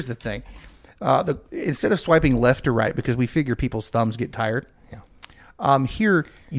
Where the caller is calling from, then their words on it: Sachse, Texas, United States; I'm calling you from the Dallas-Fort Worth hub.